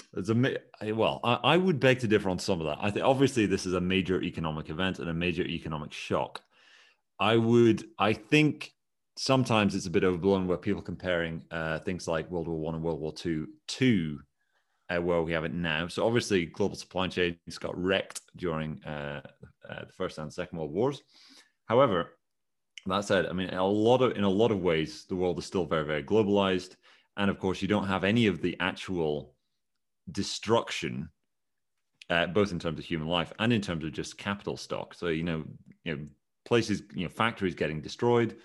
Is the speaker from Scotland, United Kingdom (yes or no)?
yes; Scotland, United Kingdom; I am Scottish